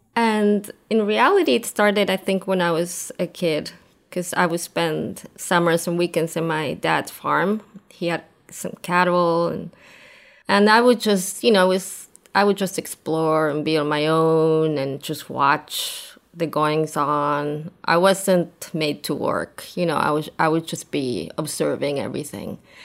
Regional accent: Argentina; moved away as an adult; also born or lived in New York, United States / Brooklyn, United States; I grew up in Argentina, and lived there until I was thirty.

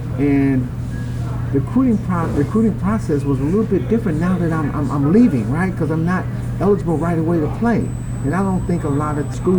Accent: Chicago Heights, Illinois, United States; I grew up kind of in Chicago Heights area, which is a suburb of Chicago.

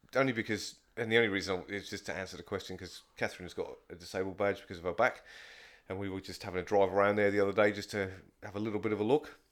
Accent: England, United Kingdom; moved away; I'm from England

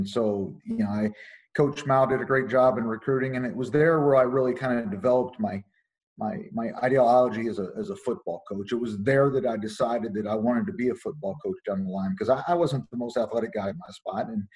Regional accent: Bloomington, Indiana, United States; moved away as an adult; also born or lived in Miami, Florida; now in Rhode Island, United States; I grew up in Bloomington, Indiana.

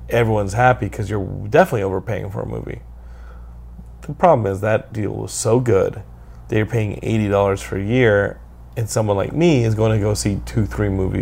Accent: Texas, United States; I'm from Texas

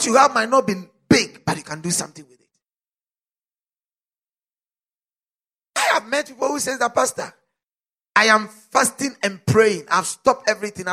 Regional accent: South Africa; As a South African

